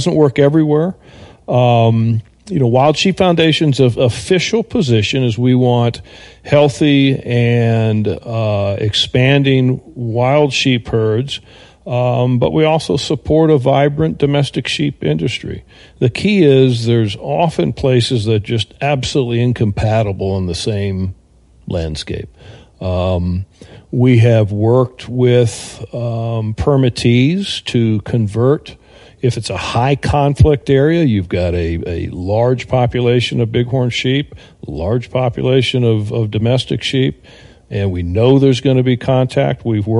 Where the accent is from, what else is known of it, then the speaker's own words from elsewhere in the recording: Texas, United States; I came from Texas, and I go down to Houston, and I give a presentation.